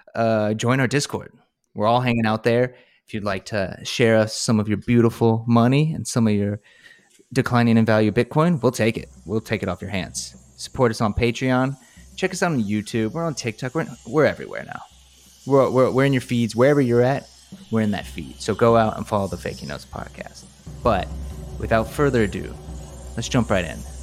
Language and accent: English; North Carolina, United States; I'm from North Carolina